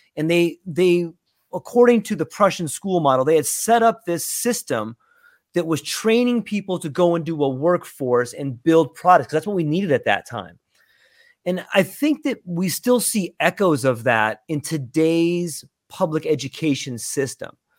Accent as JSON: {"language": "English", "region": "Southern California", "country": "United States", "tie": "born or raised there", "moved": "yes", "lives_now": "Hawaii, United States", "said": "I was born and raised in Southern California"}